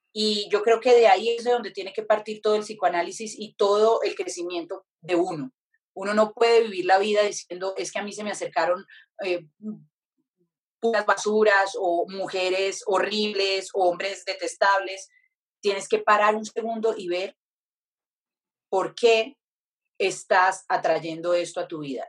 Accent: Pacific region, Colombia; moved away; also born or lived in Europe; yo soy del Pacífico, entonces me conecté mucho con ese lugar

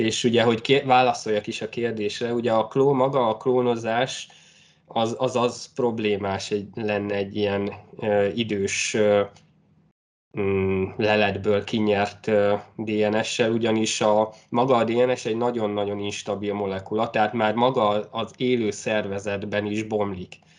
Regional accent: Great Hungarian Plain, southern Hortobágy, Hajdú-Bihar, Hungary; én az Alföldről származom, konkrétan a Hortobágy ja. egy, egy déli sarkából

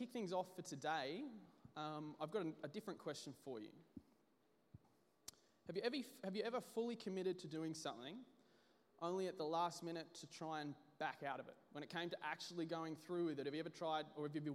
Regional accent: Brisbane, Queensland, Australia; I'm from Brisbane

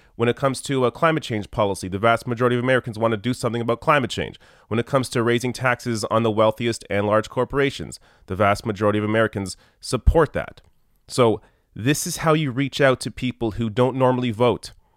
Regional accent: Canada; I'm Canadian

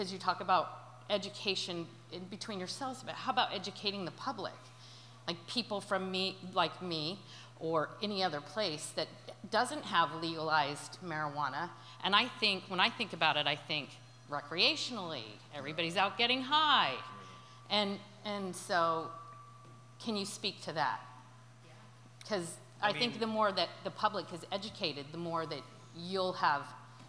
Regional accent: Utah, United States; I'm from Utah, and I'm just here for the weekend to visit.

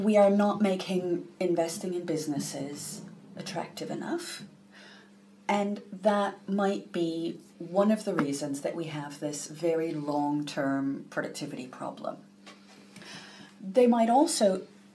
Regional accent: United States; now in United Kingdom; I'm originally from the US.

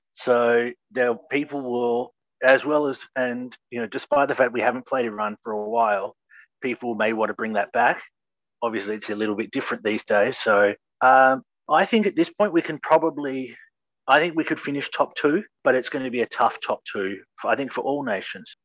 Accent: Australia; as an Australian

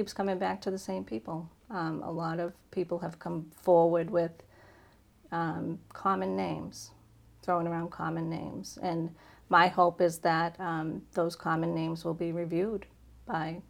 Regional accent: Bellingham, Massachusetts, United States; I love living in Bellingham. This is my hometown

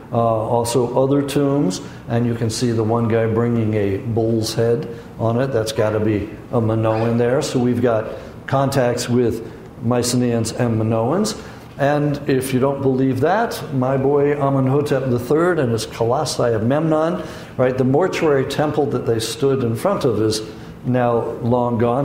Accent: San Francisco, California, United States; I grew up in San Francisco, so I know earthquakes

